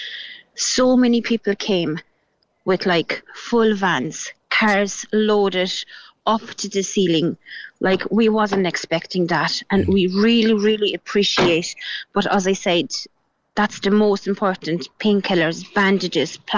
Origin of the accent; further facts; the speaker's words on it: Gorzów Wielkopolski, Lubusz Voivodeship, Poland; English is a second language; now in Ireland; I'm from Gorzów, which is like 2 hours drive to Germany